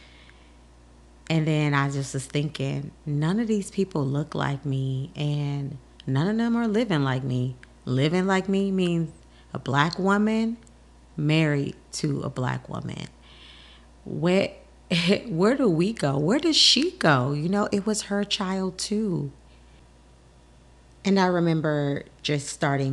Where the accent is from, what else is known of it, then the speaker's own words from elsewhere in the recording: Houston, Texas, United States; now in Washington, D.C., United States; I am originally from Texas.